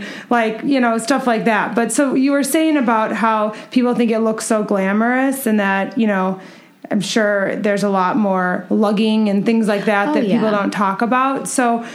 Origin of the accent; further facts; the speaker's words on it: Minnesota, United States; now in Chicago, United States; I'm from Minnesota also